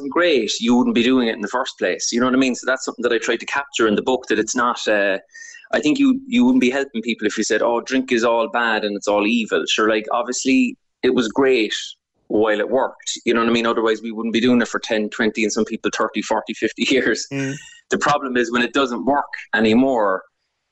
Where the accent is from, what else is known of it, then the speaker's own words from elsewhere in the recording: Cork, Munster, Ireland; growing up in Cork